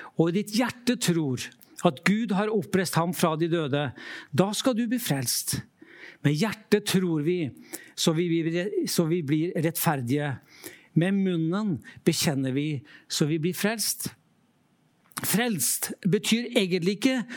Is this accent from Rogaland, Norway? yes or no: no; Trøndelag coast, Norway; moved away; also born or lived in Lofoten; Jeg vokste opp ved Trøndelagskysten